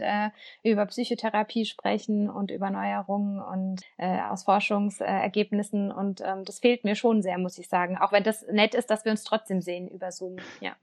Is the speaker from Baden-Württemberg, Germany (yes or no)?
yes; Baden-Württemberg, Germany; Ich komme ja auch aus Bavü